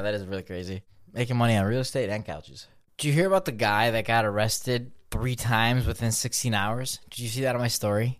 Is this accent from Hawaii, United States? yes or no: no; Chicago, Illinois, United States; I'm from Chicago, too.